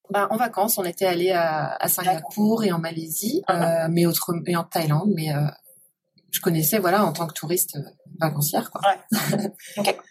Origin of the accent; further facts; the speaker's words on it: Côtes-d'Armor, Côte de Granit Rose, Brittany, France; moved away as an adult; also born or lived in Paris / Montreuil / Mauritius; now in Bali, Indonesia; j'ai grandi en Bretagne